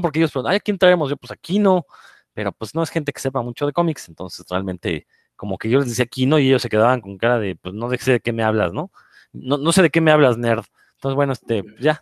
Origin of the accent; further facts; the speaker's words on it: Mexico; soy el único mexicano